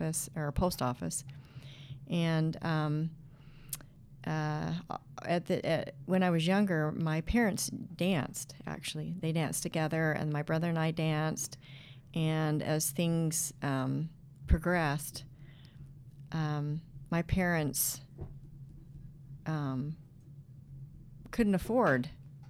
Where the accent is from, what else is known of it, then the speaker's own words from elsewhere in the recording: Idaho Falls, Idaho, United States; I grew up in Idaho Falls, out in the country